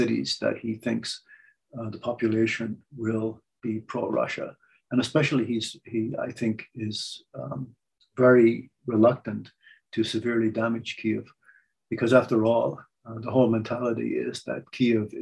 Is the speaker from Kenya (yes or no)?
no; Ireland; I'm Irish